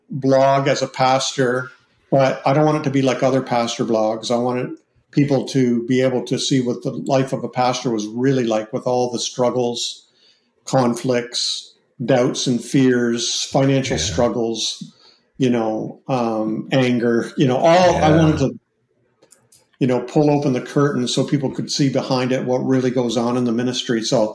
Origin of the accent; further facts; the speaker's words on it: Canada; I'm Canadian, so I was born into the Anglican church.